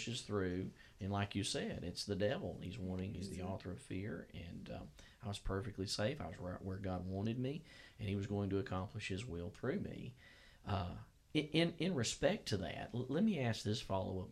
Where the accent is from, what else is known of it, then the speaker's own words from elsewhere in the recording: Gadsden, Alabama, United States; moved away as an adult; also born or lived in Attalla, Alabama; now in Georgia, United States; where I was born and raised in Gadsden, Alabama